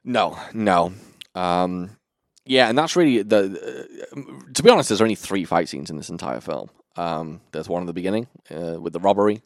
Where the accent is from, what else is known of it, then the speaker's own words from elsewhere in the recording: United Kingdom; I'm British